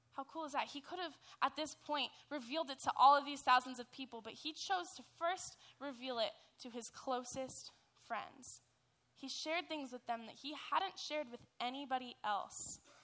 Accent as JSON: {"language": "English", "town": "Dana Point", "region": "California", "country": "United States", "said": "I'm from Dana Point"}